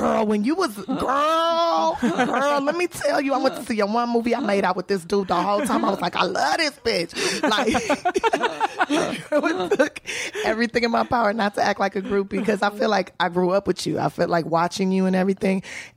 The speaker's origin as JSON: {"language": "English", "town": "Los Angeles", "region": "California", "country": "United States", "tie": "born or raised there", "said": "I'm from South Central Los Angeles. That's right, baby, born and raised."}